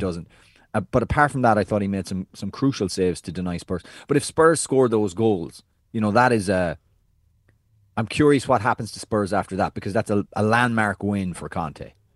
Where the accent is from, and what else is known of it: United States